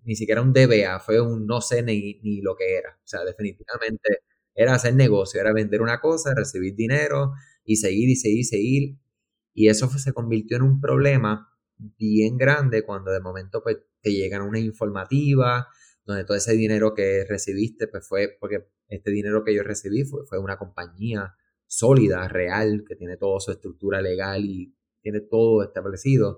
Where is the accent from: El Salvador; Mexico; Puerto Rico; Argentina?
Puerto Rico; aquellos que somos de Puerto Rico